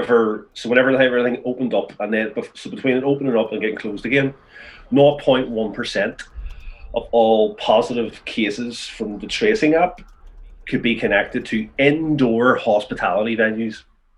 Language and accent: English; Belfast, Northern Ireland, United Kingdom; also born or lived in England; Because I'm from Ardoy and I grew up in North Belfast.